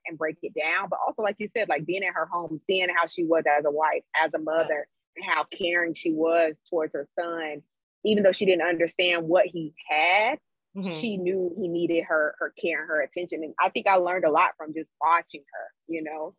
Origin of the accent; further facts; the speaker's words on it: Greensboro, North Carolina, United States; moved away as an adult; also born or lived in San Francisco; now in California, United States; But I am from Greensboro, North Carolina. So I was raised in Greensboro.